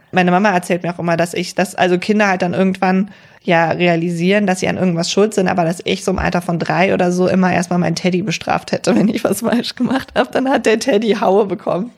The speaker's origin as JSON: {"language": "German", "area": "Cologne area", "region": "North Rhine-Westphalia", "country": "Germany"}